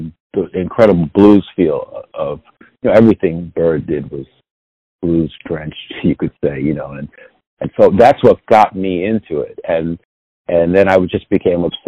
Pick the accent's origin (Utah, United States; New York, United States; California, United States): New York, United States; New York City; I grew up in the Lower East Side of Manhattan